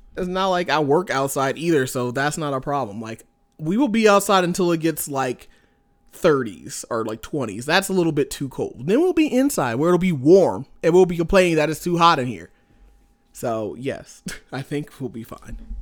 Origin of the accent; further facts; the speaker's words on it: Indianapolis, Indiana, United States; moved away as an adult; now in Montana, United States; I'm from Indianapolis originally